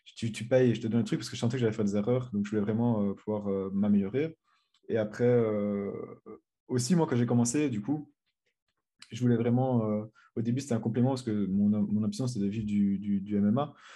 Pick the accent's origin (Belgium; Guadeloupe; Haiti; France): Belgium; comme je suis belge